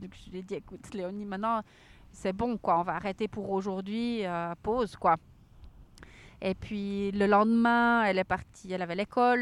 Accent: Switzerland; chez nous en Suisse

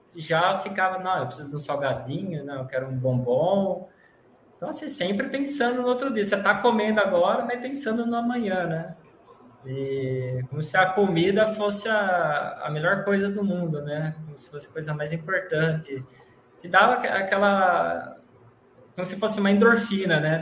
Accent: São Carlos, São Paulo, Brazil; sou de São Carlos, estado de São Paulo, interior de São Paulo

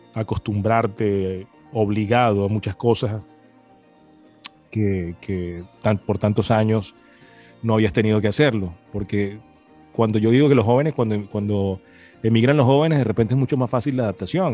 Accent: Venezuela; moved away as an adult; also born or lived in Maracay, Venezuela; now in Miami, United States; los que salimos de Venezuela

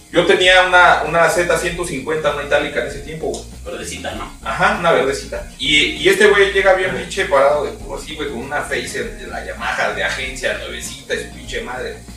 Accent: Mexico; lo que pasa es que somos mexicanos.

